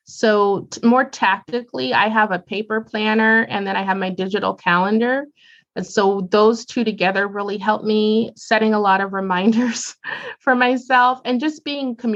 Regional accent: Columbus, Ohio, United States; Growing up in Columbus, Ohio

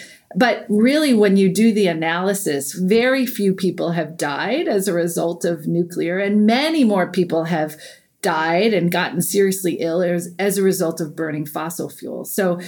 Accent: Iowa, United States; Like, I come from Iowa. There's plenty of space in Iowa, right?

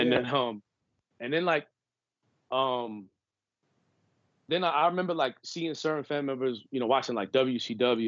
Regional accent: New York City, New York, United States; I grew up on the East Coast, New York. Mm-hmm. As I mentioned earlier, I'm from Brooklyn

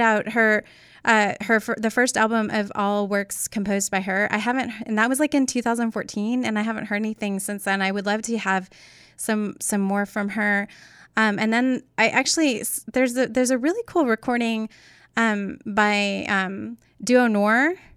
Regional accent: Northwest Arkansas, United States; growing up in Northwest Arkansas

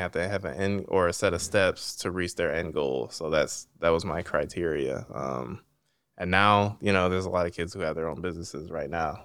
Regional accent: East Cleveland, Ohio, United States; I'm from East Cleveland

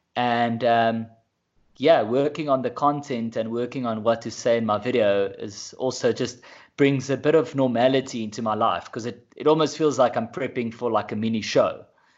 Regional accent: South Africa; first language Afrikaans; English is a second language; My first one was in Afrikaans, which is my mother tongue.

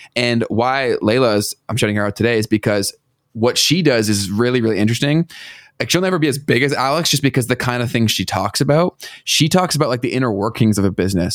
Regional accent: Canada

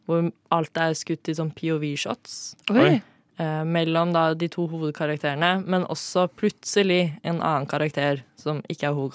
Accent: Oslo, Norway; jeg er fra Oslo, 23 eh, år

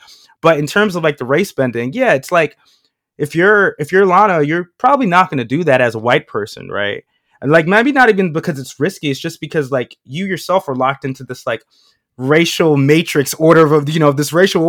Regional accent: New York City, New York, United States; I'm a kid from Queens

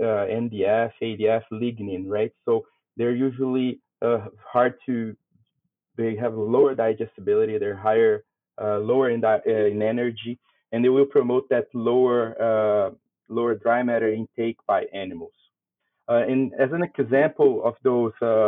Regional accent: Brazil; moved away as an adult; also born or lived in Canada; now in Saskatchewan, Canada; I'm originally from Brazil

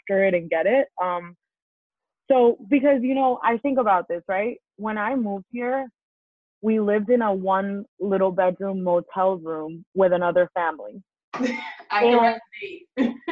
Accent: East Hampton, New York, United States; also born or lived in Colombia; growing up in the Hamptons, man, growing up in the Hamptons

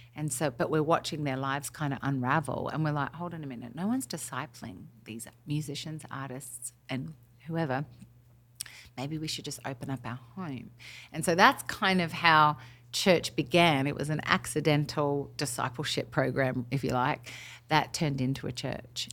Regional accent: Australia; moved away as an adult; now in Nashville, United States; I'm obviously through and through Aussie on the inside, but completely acclimated to being American

